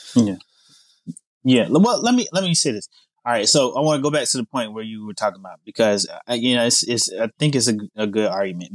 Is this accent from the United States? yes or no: yes; Charlotte, North Carolina, United States; moved away as an adult; now in Texas, United States; I'm from Charlotte, North Carolina originally